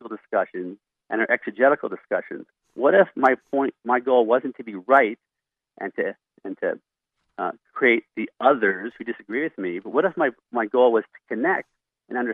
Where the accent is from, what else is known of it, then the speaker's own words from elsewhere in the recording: Philadelphia, Pennsylvania, United States; moved away as an adult; now in Montana, United States; I'm from Philadelphia. I thought until I was 18 years old and went to Bible college that there were only about 100 Christians in Philadelphia because that's how many Christians went to my church.